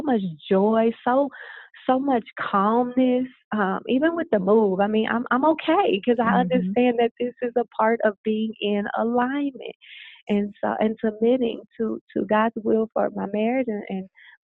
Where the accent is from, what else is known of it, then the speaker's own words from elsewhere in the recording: Louisiana, United States; now in Arizona, United States; I'm from the South. I'm from Louisiana.